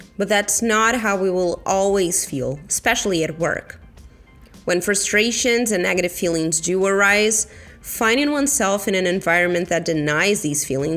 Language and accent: English; Brazil; moved away; my home country, Brazil